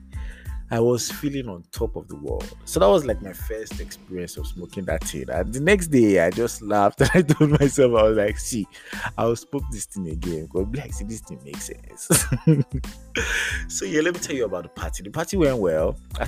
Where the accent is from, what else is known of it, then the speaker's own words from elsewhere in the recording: United Kingdom; accent: British; moved away as an adult; coming out of the aircraft from the UK with my British accent and, you know, in it. Giza, oi, what's going on, mate? Kind of self. So I landed in Lagos.